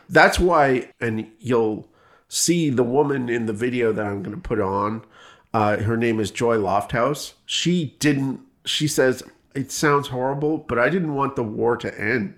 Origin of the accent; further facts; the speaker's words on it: Canada; moved away; I come from Canada